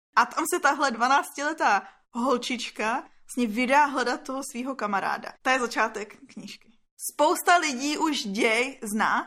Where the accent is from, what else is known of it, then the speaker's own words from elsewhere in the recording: Litvínov, Ústí nad Labem Region, Czechia; Tady, tady u nás v Litvínově